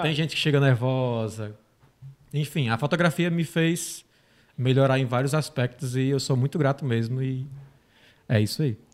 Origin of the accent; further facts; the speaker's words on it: Tabuleiro do Norte, Ceará, Brazil; moved away; Vim do Ceará, uma cidadezinha do interior, Tabuleiro do Norte. Tem 30 mil habitantes